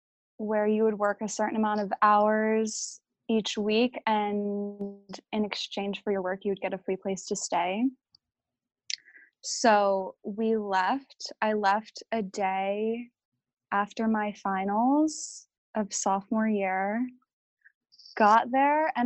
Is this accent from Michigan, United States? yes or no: no; Philadelphia, Pennsylvania, United States; growing up in Philadelphia was like the only life that I've ever known.